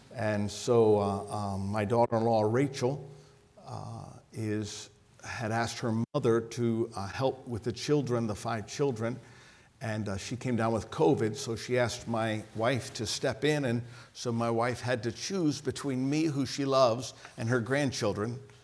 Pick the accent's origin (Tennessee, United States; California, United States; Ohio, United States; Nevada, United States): Ohio, United States; I'm from Ohio.